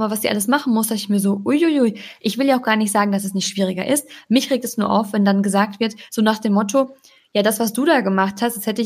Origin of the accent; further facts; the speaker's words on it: North Rhine-Westphalia, Germany; born there; ich wurde nur mal hier in NRW geboren, ich kann es jetzt auch nicht ändern.